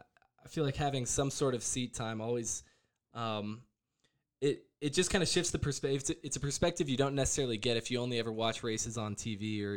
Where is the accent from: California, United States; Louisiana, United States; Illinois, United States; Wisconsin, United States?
Illinois, United States; Chicago; you don't get a whole lot of other like big IndyCar guys growing up in Chicago, right?